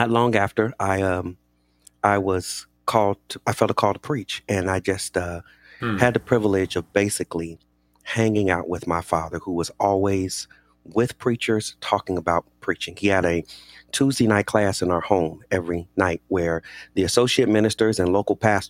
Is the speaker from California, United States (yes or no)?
yes; Inglewood, California, United States; I grew up in a pastor's home here in Los Angeles. I grew up in Inglewood, California